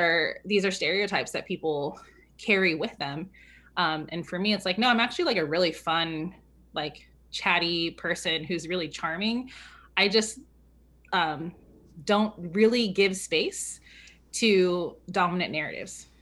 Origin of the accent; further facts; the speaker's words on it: California, United States; moved away; also born or lived in New York City; I grew up in California